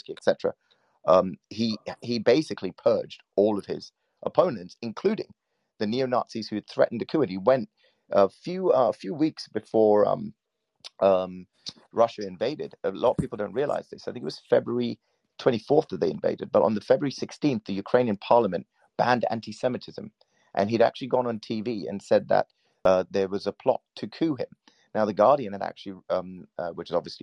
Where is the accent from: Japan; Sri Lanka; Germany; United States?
Sri Lanka; I'm from Sri Lanka. I'm a Buddhist, actually